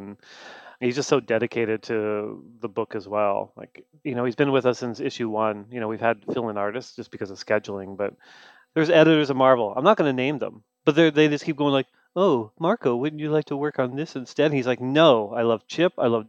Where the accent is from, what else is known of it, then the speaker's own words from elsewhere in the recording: Canada; Look, I'm Canadian. I'm a sad Canadian man, and I'm going to apologize even if things are going well.